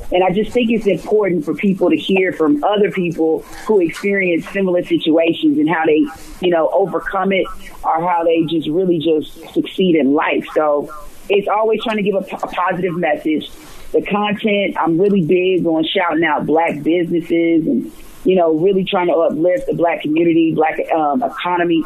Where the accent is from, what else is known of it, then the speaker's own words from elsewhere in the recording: Atlanta, Georgia, United States; growing up in Atlanta and just knowing so many different civil rights leaders in this um, city